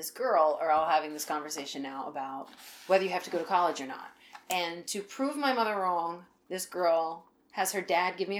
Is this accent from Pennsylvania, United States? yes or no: yes; Central Pennsylvania, United States; now in Baltimore, United States; growing up in Central PA, it's sort of out there